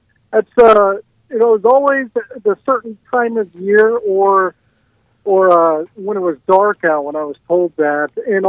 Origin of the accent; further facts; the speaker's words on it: rural Ohio, United States; now in Lenexa, United States; I was definitely in a three-stoplight rural Ohio town, so not much of a city slicker at all.